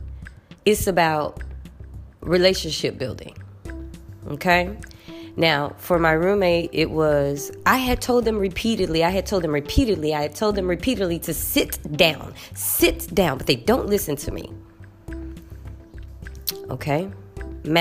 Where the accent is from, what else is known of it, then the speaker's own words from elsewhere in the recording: United States; moved away; I'm American